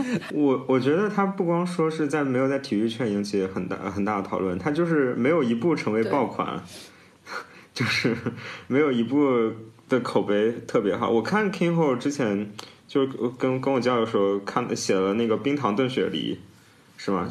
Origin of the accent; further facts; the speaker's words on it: China; 作为中国人